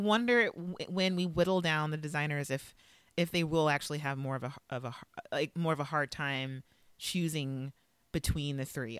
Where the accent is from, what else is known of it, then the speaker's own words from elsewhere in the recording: Los Angeles, California, United States; moved away; L A is my hometown